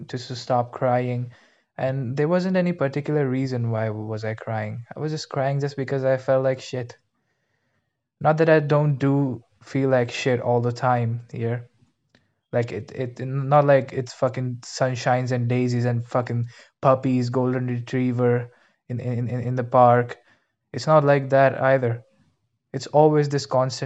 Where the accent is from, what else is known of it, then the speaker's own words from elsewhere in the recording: India; English is a second language; moved away; I'm actually from India